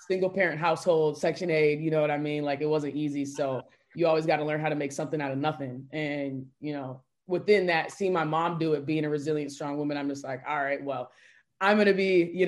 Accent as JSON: {"language": "English", "town": "St. Louis Park", "region": "Minnesota", "country": "United States", "tie": "born or raised there", "said": "I grew up in Minneapolis, Minnesota, St. Louis Parks, to be specific, surrounding neighborhood"}